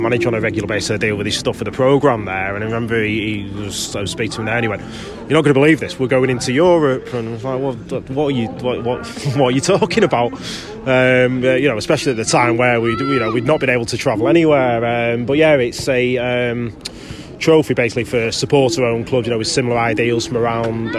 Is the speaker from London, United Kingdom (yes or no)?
no; Stretford, North West England, United Kingdom; I grew up in Stretford